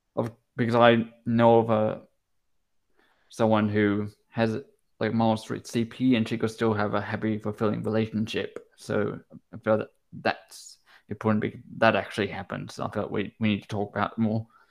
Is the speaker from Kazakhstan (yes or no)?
no; Brisbane, Queensland, Australia; moved away; I lived in Queensland for nine years. I lived in Brisbane, went to primary school there.